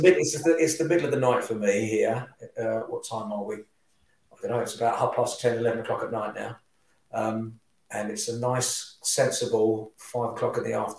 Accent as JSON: {"language": "English", "country": "Singapore", "tie": "born there", "said": "You're actually more English than I am, because I was actually born in Singapore."}